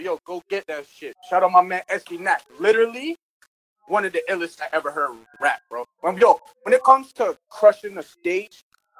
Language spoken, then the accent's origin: English; Canada; accent: Canadian; with my Canadian accent